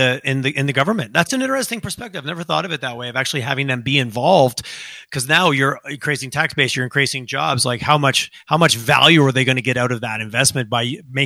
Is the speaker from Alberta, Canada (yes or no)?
no; Quebec, Canada; now in Calgary, Canada; I grew up in Quebec